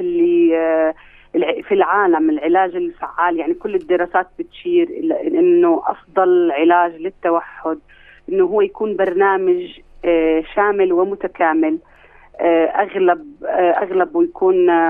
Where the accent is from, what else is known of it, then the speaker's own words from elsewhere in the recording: Palestine; عندنا في فلسطين